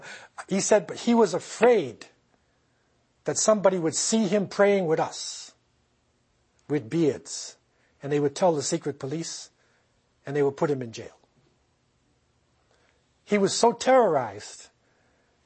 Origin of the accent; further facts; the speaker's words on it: United States; now in Canada; I came here myself. I'm not from Canada. I'm from the United States.